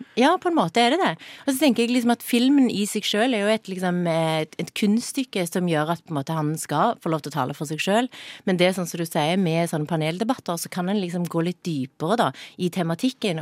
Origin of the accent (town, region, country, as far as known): Sørlandet, Agder, Norway; accent: Sørlandet dialect